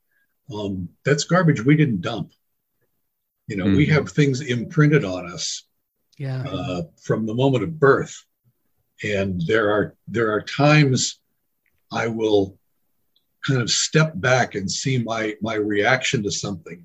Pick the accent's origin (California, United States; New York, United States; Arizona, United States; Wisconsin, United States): California, United States; San Francisco; now in Mesa, United States; born and raised in San Francisco